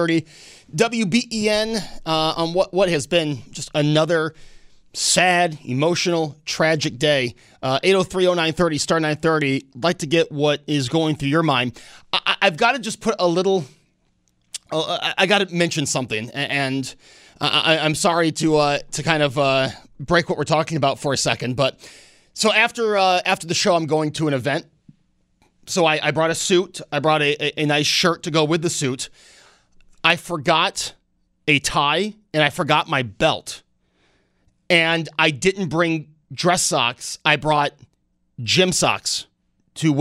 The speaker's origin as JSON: {"language": "English", "town": "Snyder", "region": "New York", "country": "United States", "tie": "born or raised there", "said": "I grew up in Snyder, right down the street from the fire department"}